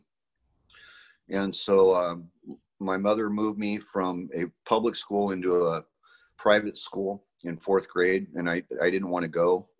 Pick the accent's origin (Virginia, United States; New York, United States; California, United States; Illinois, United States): California, United States; Salinas; I was born in Salinas, California